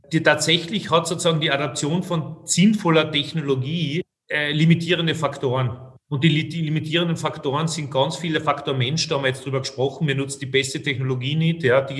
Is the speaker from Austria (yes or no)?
yes; Austria; ich sprich sozusagen als Österreicher und als, als, als Kenner der Branche.